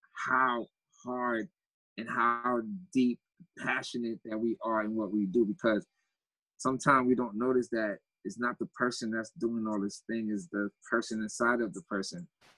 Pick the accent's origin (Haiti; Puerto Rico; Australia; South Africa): Haiti; born there; Oh, I was born in Haiti.